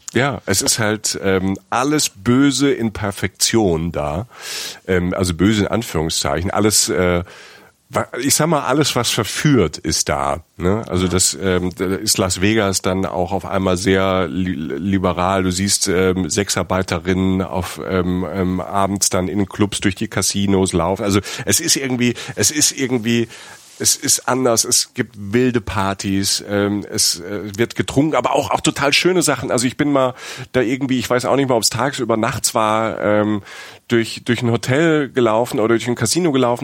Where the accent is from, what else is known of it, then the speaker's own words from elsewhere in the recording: Germany; Bei uns in Deutschland